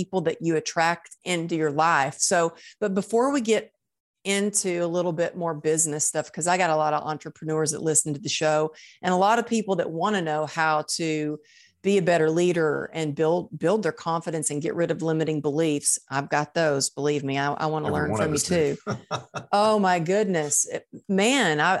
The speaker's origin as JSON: {"language": "English", "region": "Texas", "country": "United States", "tie": "born or raised there", "said": "I grew up in Texas in the Bible Belt"}